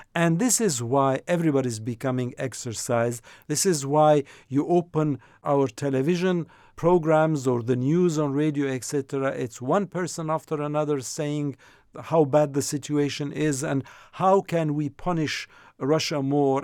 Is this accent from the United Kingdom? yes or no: no; France; also born or lived in Jordan; I come from Jordan, so I have that umbilical cord with the country, even though I grew up in France, as you know. So I was a kid when I left the region